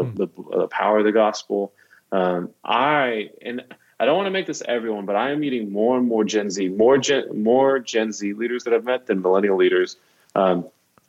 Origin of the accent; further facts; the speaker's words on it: Dallas, Texas, United States; moved away as an adult; also born or lived in South Africa / Mexico; now in Nashville, United States; I grew up in Dallas